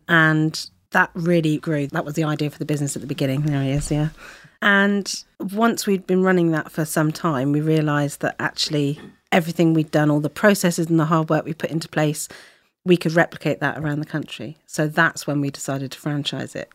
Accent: Plymouth, South West England, United Kingdom; moved away as an adult; also born or lived in London; now in Devon, United Kingdom; I was from Plymouth originally, so we decided to move back down to Devon.

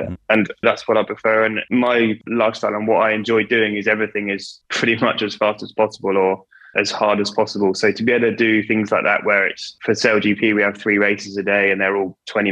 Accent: Kingswear, South West England, United Kingdom; I've grown up in Devon. You know, I was born in Torbay Hospital and lived in Kingswear for my whole life

